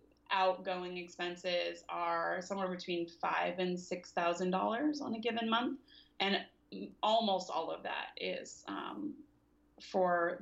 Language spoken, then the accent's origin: English; the South, United States; now in San Francisco, United States; I'm not from the West Coast. I'm from the South